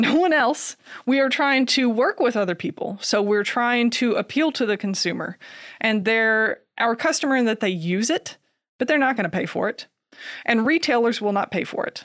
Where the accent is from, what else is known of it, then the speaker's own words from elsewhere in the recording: Kentucky, United States; I grew up here in Kentucky